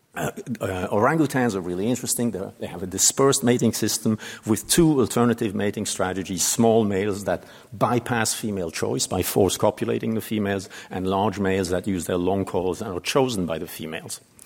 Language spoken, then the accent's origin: English; Switzerland; moved away; my home country